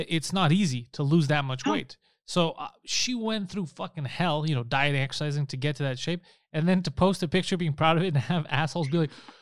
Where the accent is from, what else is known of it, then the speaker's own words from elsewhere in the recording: Canada; as a Canadian